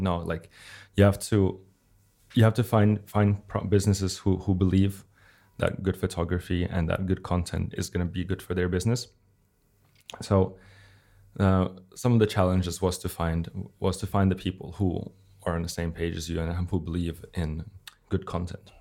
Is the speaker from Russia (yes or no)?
yes; Russia; now in Helsinki, Finland; from Russia